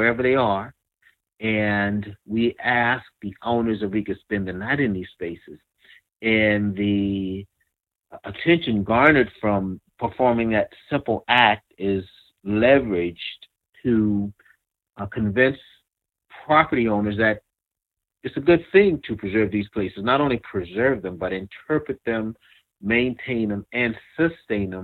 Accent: Kingstree, South Carolina, United States; I grew up in a very small town of King Street, South Carolina, Williamsburg County

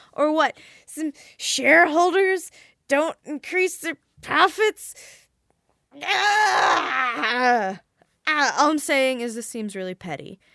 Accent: Midwest, United States; also born or lived in Bible Belt; I'm from the Midwest

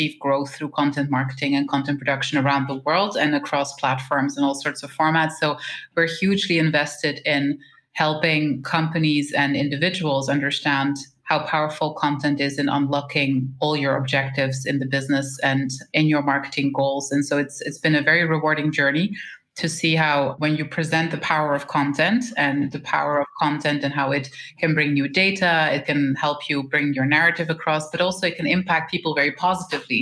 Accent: Switzerland; We were born and raised in Switzerland.

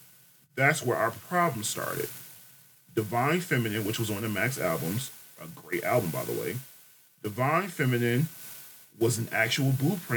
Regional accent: Jamaica; I'm Jamaican, so.

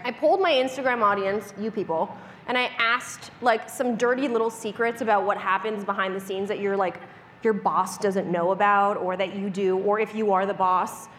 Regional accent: Canada; I'm a Canadian dental hygienist

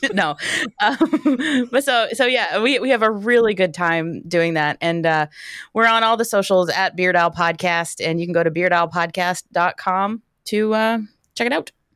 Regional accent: Wilkes-Barre, Pennsylvania, United States; I'm from Wilkes-Barre

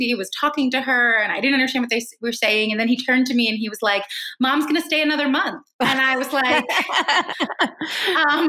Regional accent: East Coast of the United States, United States; moved away as an adult; now in Mumbai, India; I grew up on the East Coast in a school, in an environment where a lot of people were some kind of mix

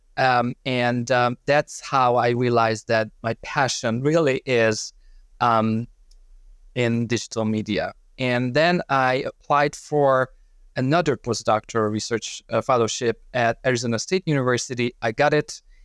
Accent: Hungary; moved away as an adult; originally I'm from Hungary

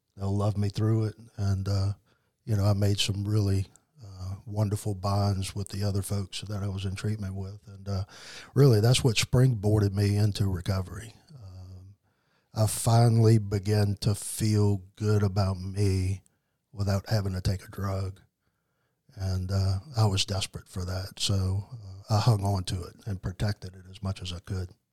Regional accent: New Orleans, Louisiana, United States; moved away as an adult; now in Mississippi, United States; I was born in raised in New Orleans, Louisiana, in that area

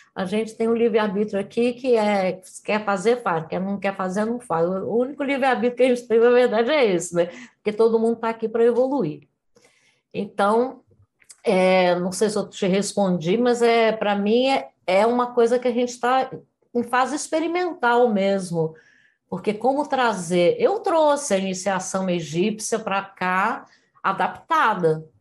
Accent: Rio de Janeiro, Brazil; moved away as an adult; nasci no Rio de Janeiro, cidade maravilhosa na época em que eu nasci

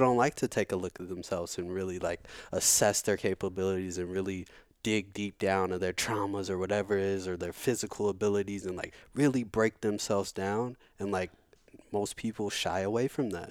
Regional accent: St. Louis, Missouri, United States; also born or lived in Virginia Beach, Virginia; I've I've been in St. Louis since I'm two, so so I'm from St. Louis.

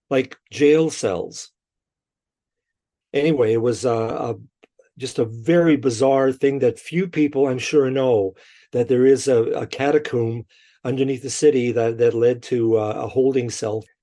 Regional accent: Winnipeg, Manitoba, Canada; I'm born and raised in Winnipeg. Uh, I'm a prairie boy at heart

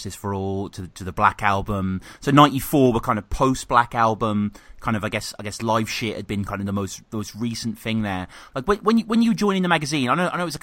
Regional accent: Birmingham, West Midlands, United Kingdom; moved away; I'm from Birmingham originally

